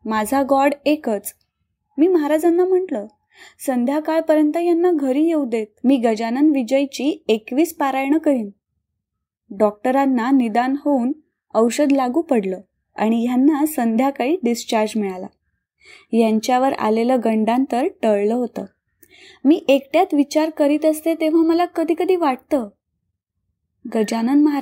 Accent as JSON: {"language": "Marathi", "town": "Sangli", "region": "Maharashtra", "country": "India", "tie": "born or raised there", "lives_now": "Pofali, India", "said": "सांगली माझं माहेर आणि पोफळी माझं सासर एकोणीसशे चौऱ्याहत्तरला माझं लग्न झालं"}